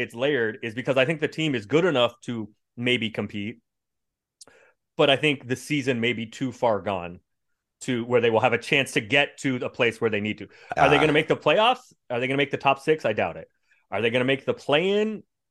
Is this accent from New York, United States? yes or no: no; San Francisco, California, United States; The truth is, I grew up a Warriors fan. I grew up in San Francisco.